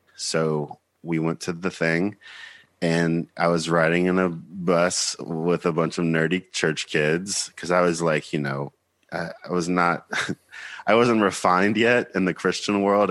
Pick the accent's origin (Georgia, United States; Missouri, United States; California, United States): Georgia, United States; moved away as an adult; also born or lived in Nashville, Tennessee / Seattle, Washington; now in New York, United States; I'm from Beaufort, Georgia, which is about thirty-five miles north of Atlanta